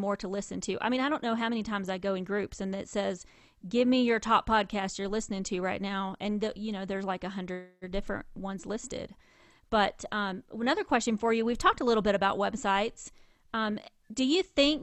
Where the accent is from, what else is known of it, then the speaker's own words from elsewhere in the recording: the South, United States; accent: Southern; moved away; my Southern is coming way out today